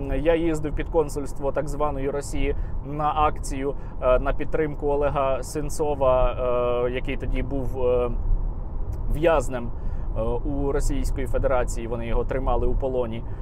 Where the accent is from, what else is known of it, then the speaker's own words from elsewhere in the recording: Odesa Oblast, Ukraine; я там жив, тому що я родом з Одещини.